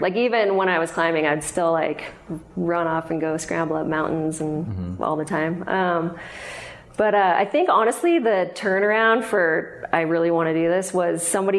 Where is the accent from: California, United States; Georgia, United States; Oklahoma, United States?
California, United States; Sacramento; I grew up in Sacramento.